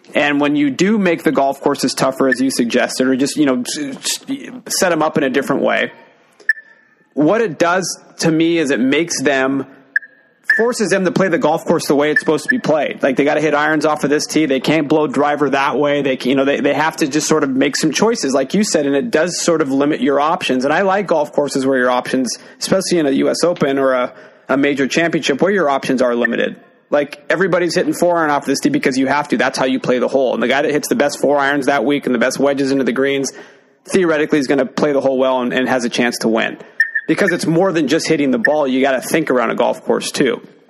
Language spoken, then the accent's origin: English; Washington, United States; I'm from Washington.